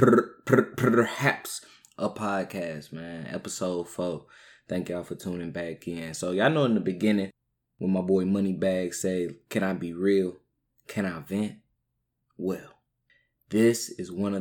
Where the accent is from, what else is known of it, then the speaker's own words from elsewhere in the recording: St. Louis, Missouri, United States; I'm from St. Louis